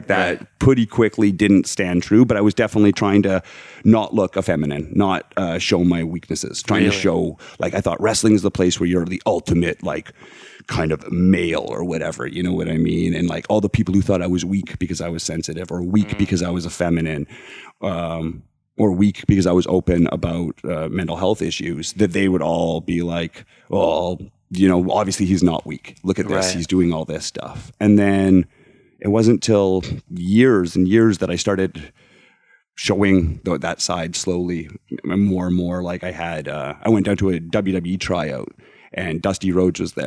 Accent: Alberta, Canada; moved away; I was from Alberta in Canada. So it's very conservative area of the world

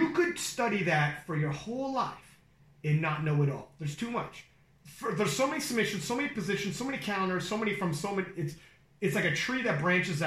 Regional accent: Canada; I'm from Canada.

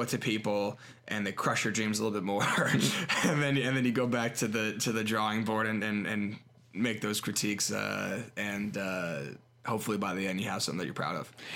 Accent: Harrisburg, Pennsylvania, United States; also born or lived in Maryland; I've never seen my hometown, like, that desolate before

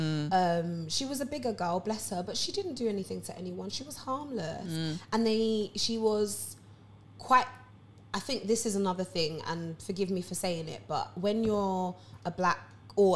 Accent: Harrow, London, United Kingdom; now in Enfield, United Kingdom; I grew up in Harrow, so it's quite multicultural and diverse

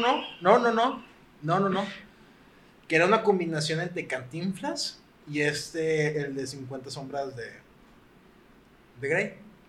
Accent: Monterrey, Nuevo León, Mexico; nosotros somos de aquí de Monterrey

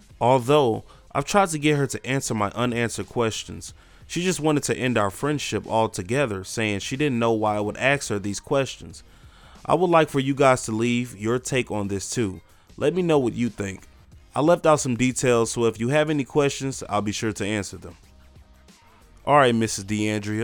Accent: Midwest, United States; I was from the Midwest.

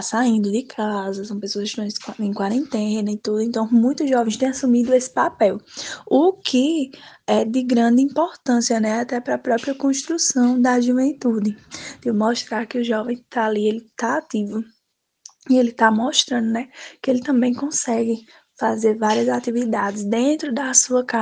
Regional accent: Triunfo, Pernambuco, Brazil; sou de Triunfo aqui no Sertão do Pajeú.

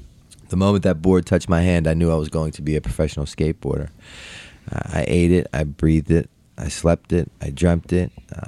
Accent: Baltimore, Maryland, United States; born and raised in Baltimore.

